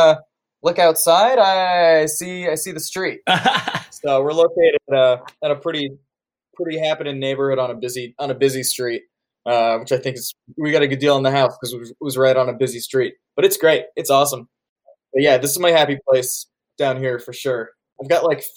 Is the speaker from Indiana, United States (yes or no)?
yes; Indianapolis, Indiana, United States; also born or lived in Santa Fe, New Mexico; I was raised here in Indianapolis. I was born here and raised here